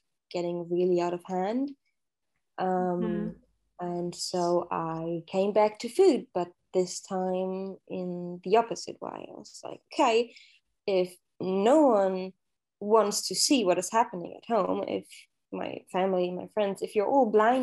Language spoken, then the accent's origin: English; Germany; moved away as an adult; I grew up in Germany with a single parent